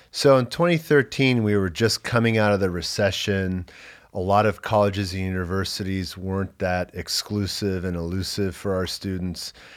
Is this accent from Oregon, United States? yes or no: no; Los Angeles, California, United States; I grew up in Los Angeles, but moved in with my dad after my gap year.